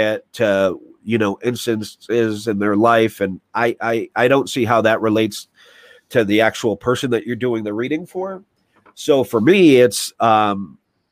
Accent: New York, United States; I'm a New Yorker

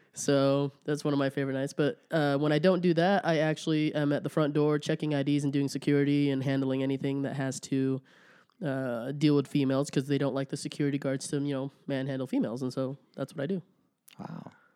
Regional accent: Rigby, Idaho, United States; also born or lived in Olongapo, Philippines; now in Idaho Falls, United States; I grew up in Rigby.

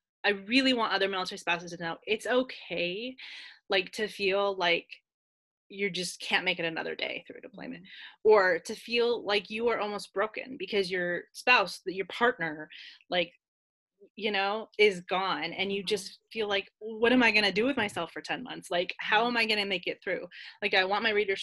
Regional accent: California, United States; now in Kentucky/Tennessee border, United States; me and my husband are both from California

